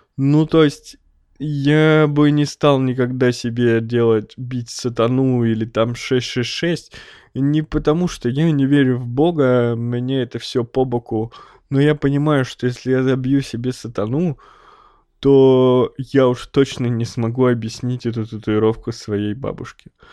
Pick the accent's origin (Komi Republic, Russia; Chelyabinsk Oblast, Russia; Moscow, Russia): Chelyabinsk Oblast, Russia; Snezhinsk; moved away; я родом из Снежинска, это маленький закрытый город под Челябинском